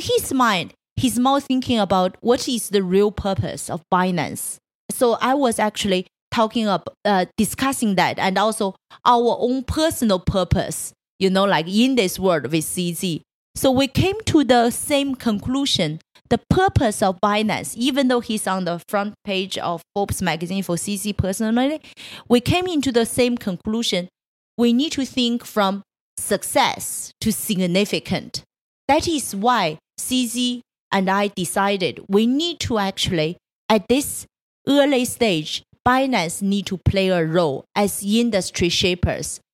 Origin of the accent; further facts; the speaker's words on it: Changchun, Jilin, China; moved away; I was born in Changchun. It's a third tier city in, uh, in northeast China